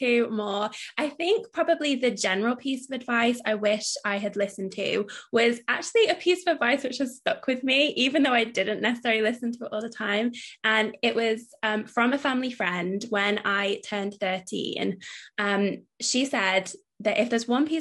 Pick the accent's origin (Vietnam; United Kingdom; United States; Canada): United Kingdom; it's us being British